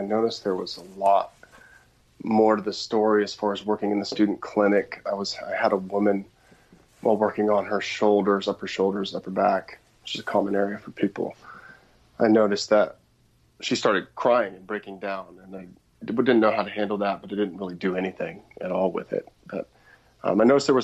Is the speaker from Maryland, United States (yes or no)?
no; outside of Portland, Oregon, United States; I grew up outside of Portland, Oregon